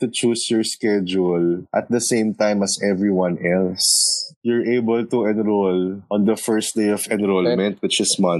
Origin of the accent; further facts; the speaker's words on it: Manila, Metro Manila, Philippines; We are from Manila, Philippines.